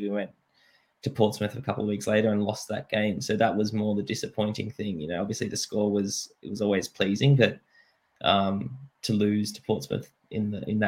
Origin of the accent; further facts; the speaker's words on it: Australia; moved away as an adult; also born or lived in Suffolk, England; go back to Australia, play for my hometown